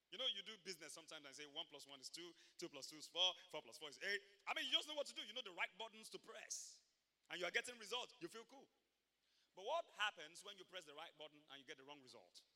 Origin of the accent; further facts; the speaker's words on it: Ibadan, Oyo, Nigeria; moved away; I grew up in Mokola, Mokola, Mokola